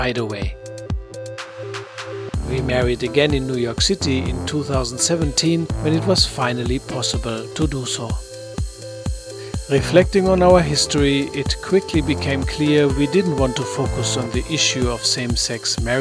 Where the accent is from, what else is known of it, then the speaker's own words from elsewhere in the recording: Germany; I grew up in West Germany